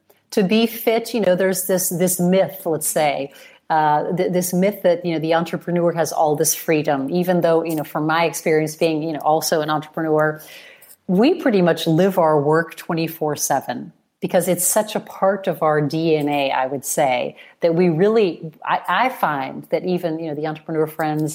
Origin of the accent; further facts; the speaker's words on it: Chicago, Illinois, United States; now in Italy; I was born in Chicago.